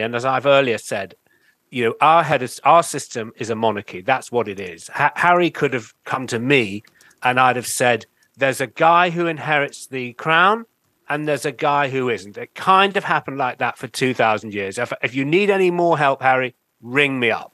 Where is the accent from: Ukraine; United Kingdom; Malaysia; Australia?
United Kingdom; also born or lived in New York; as a British journalist